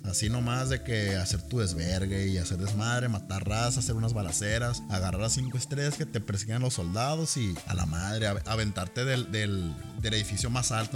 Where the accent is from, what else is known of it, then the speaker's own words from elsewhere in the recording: Ciudad Obregón, Sonora, Mexico; aquí en nuestra ciudad, obviamente como el nombre de nuestro podcast lo dice, somos de Obregón, Sonora, México.